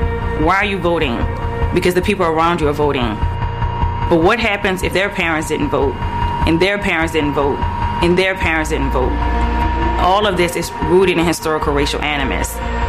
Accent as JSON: {"language": "English", "region": "the South", "country": "United States", "said": "I'm black, I'm from the South"}